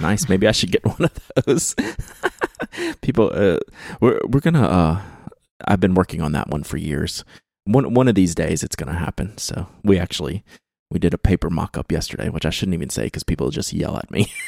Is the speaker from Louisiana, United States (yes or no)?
yes; Baton Rouge, Louisiana, United States; I was born and raised in Baton Rouge, Louisiana